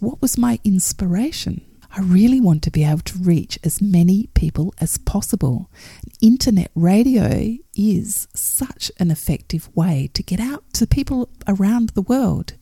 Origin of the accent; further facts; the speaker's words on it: Perth, Western Australia, Australia; my hometown of Perth